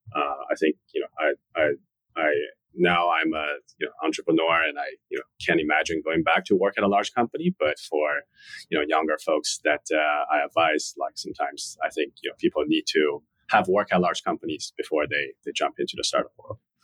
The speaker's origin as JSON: {"language": "English", "region": "Shanghai", "country": "China", "tie": "born or raised there", "also_born_or_lived": "Charlottesville, Virginia", "moved": "as an adult", "lives_now": "New York, United States", "said": "born and raised in Shanghai, China"}